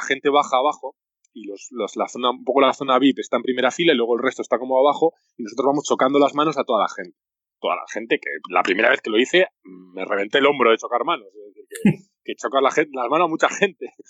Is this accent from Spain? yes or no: yes; Spain; moved away as an adult; now in Japan; soy el primer jugador español en jugar en Japón